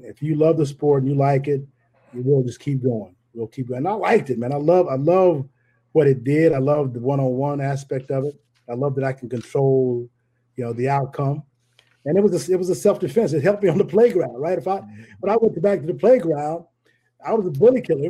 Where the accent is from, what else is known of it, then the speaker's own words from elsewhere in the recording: Tulsa, Oklahoma, United States; I grew up in Tulsa